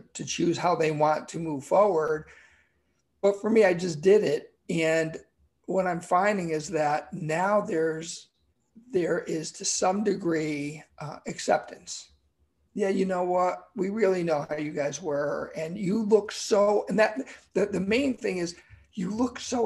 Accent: Connecticut, United States; born or raised there

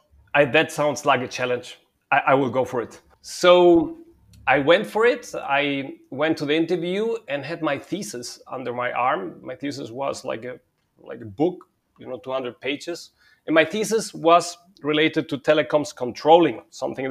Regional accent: Germany; also born or lived in Spain / Madrid, Spain / Munich, Germany; I was born and partly raised in Spain. And I grew up in Germany.

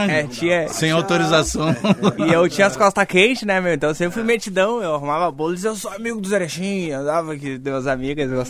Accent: Porto Alegre, Rio Grande do Sul, Brazil; also born or lived in Caxias do Sul; Eu sou nascido em Caxias do Sul, mas moro em Porto Alegre desde os 7 anos. Eu moro ali no, no pé do Morro do Erechim.

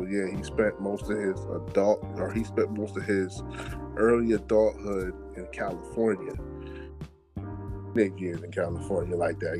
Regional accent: Jamaica; I'm, I'm Jamaican

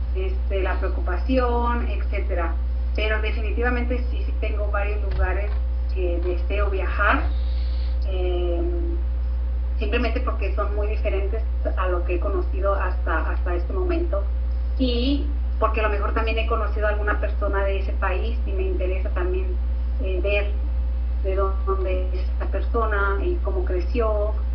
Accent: Tijuana, Baja California, Mexico; moved away as an adult; now in London, United Kingdom; soy del norte, soy de Tijuana, de la frontera con San Diego

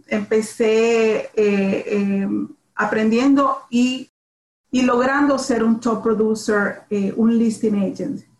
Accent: Nicaragua; now in Miami, United States; yo soy latina, yo soy de Nicaragua

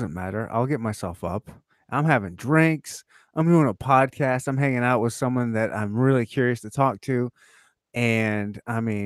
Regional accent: Michigan, United States; also born or lived in Rhode Island; now in Kansas City, United States; I was born in Michigan.

